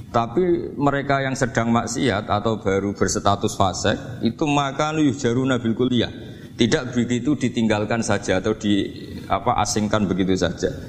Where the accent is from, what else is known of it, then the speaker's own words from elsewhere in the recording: Java, Indonesia; perilaku kita sebagai orang Jawa atau orang timur, orang Indonesia ternyata ada pembenaran di ikhya